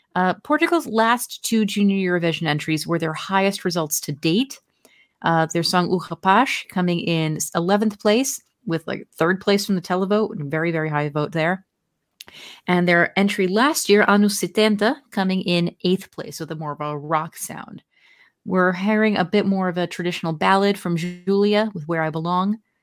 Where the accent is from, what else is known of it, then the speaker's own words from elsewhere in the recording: New Jersey, United States; born and raised in my home state of New Jersey